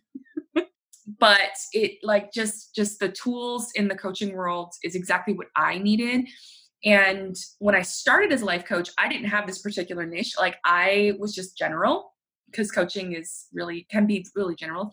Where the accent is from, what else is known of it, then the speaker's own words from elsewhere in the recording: New Orleans, Louisiana, United States; moved away as an adult; also born or lived in Utah; now in Houston, United States; born and raised in New Orleans, Louisiana. I live here in Houston with my family